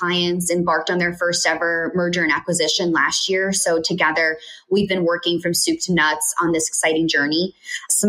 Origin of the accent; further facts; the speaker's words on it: Connecticut, United States; also born or lived in Colombia; I was born in Connecticut and grew up living in both Colombia, South America, and Connecticut